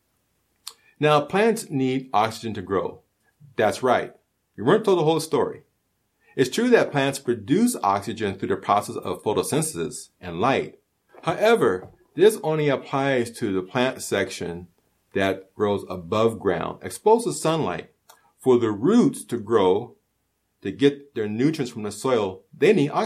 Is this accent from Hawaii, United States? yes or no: yes; Hawaii, United States; now in California, United States; even though I'm not Hawaiian by blood, I am Hawaiian by heart. Hawaii is me and part of me